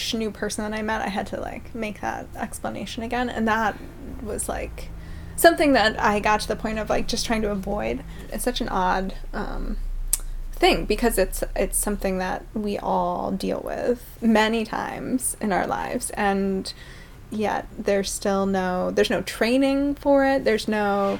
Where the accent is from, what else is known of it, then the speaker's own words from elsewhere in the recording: northern Maine, United States; also born or lived in Blue Hill, Maine; I was born in Blue Hill, but then we moved up to the unorganized territories